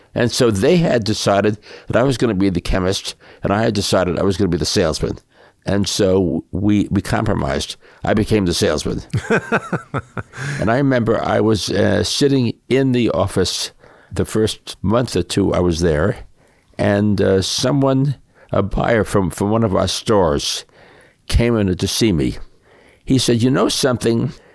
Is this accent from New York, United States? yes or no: yes; New York City, New York, United States; I grew up in, uh, New York City